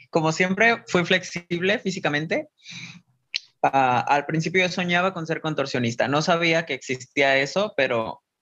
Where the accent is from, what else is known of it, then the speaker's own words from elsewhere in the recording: Guadalajara, Jalisco, Mexico; De Guadalajara.